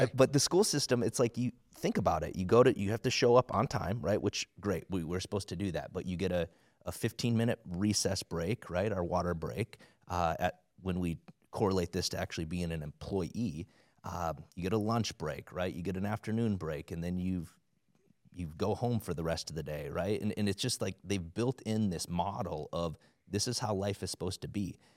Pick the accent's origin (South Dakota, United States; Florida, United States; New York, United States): South Dakota, United States; I grew up in South Dakota, like, everybody's you know, a Christian, supposedly